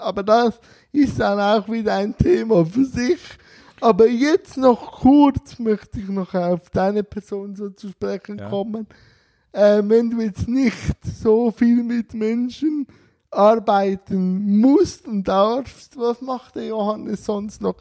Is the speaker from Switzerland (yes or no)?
yes; Switzerland; bei uns